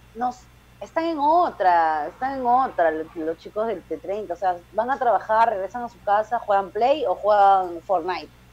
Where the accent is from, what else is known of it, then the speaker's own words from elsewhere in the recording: Peru; yo soy la peruana invitada